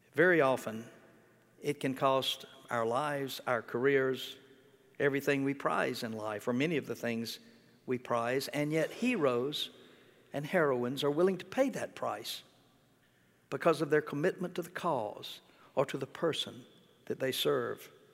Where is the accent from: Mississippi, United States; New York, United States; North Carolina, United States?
Mississippi, United States; moved away; when I was growing up in Mississippi